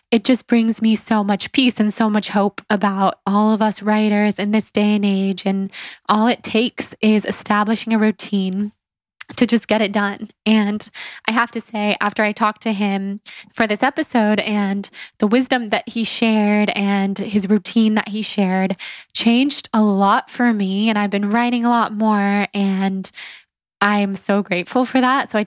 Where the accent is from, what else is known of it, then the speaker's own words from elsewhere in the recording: Sacramento, California, United States; we are both from Sacramento, California